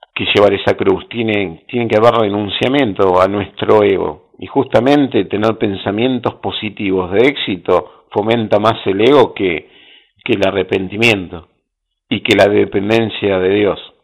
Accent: Bahía Blanca, Buenos Aires Province, Argentina; yo soy de Bahía Blanca, sí, capital del básquet de Argentina

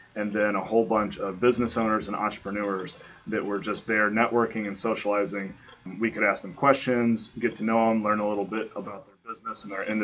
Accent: Michigan, United States; moved away as an adult; also born or lived in Nebraska / West Point, New York; now in Ohio, United States; I grew up in Michigan, and I went to school at the University of Nebraska.

